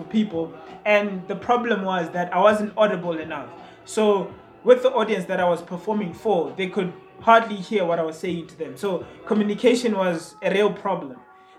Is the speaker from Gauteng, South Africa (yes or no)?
yes; Tembisa, Gauteng, South Africa; also born or lived in Ivory Park; I'm from Tembisa. I moved around Tembisa, so I lived at Ntembeka, I lived at Ntshonalanga. Now I went to Ivory Park.